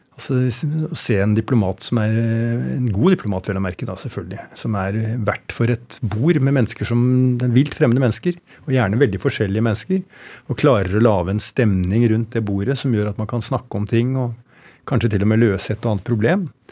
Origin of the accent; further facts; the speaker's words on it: Oslo, Norway; jeg vokste opp på Røa